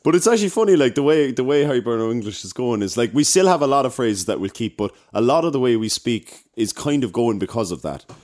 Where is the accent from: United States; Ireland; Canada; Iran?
Ireland; Cork, Munster; accent: South Side Cork; a South Side Cork accent. So, I'd be talking like that there or whatever, do you know? This, this is, like, this is how I speak